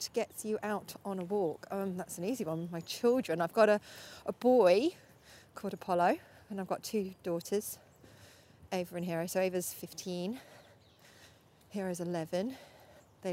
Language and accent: English; Norfolk, East of England, United Kingdom; moved away; I grew up in Norfolk, and there's so many beautiful places around there